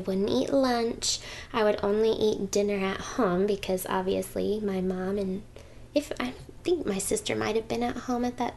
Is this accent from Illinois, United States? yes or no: no; Owasso, Oklahoma, United States; also born or lived in Hackensack, New Jersey; growing up in the Bible Belt